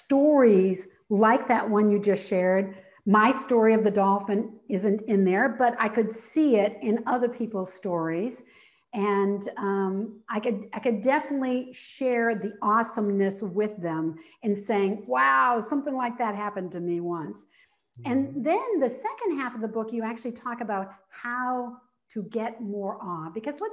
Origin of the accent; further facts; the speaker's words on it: New England, United States; and now I live in Florida, but I grew up in New England.